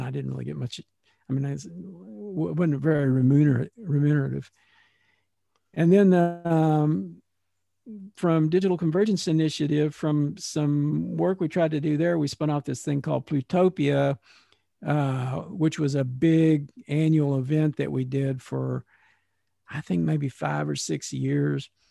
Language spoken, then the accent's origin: English; Texas, United States; moved away; I have lived away from Texas, and I have, like, uprooted from my hometown where I had pretty deep roots